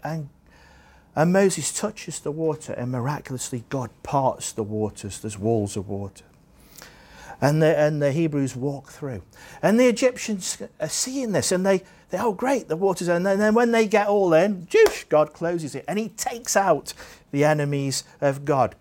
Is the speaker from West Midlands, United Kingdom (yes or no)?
yes; Staffordshire, West Midlands, United Kingdom; now in Jersey; I grew up in Staffordshire in England